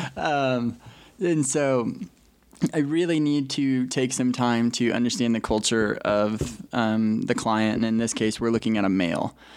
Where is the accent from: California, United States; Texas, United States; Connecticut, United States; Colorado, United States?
Colorado, United States; moved away as an adult; now in Utah, United States; I'm originally from Colorado. Uh, pretty much born and raised.